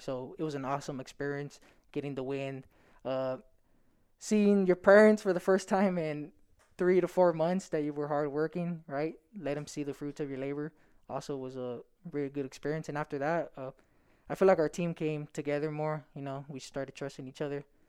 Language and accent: English; Stockton, California, United States; I come from Stockton and we don't really have a lot